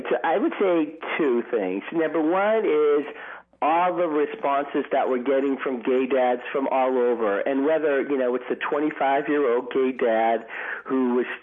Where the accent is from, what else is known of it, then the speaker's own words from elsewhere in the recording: Boston, Massachusetts, United States; moved away as an adult; also born or lived in New York City; At the time, we were living in New York City, mm-hmm. um, and uh, I'm from Boston